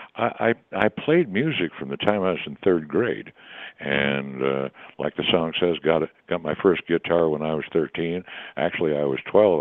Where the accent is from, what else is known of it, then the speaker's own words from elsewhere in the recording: New England, United States; moved away as an adult; also born or lived in North Carolina / the American West; I was born in North Carolina, I was raised in New England, and I moved out west um, as fast as I could.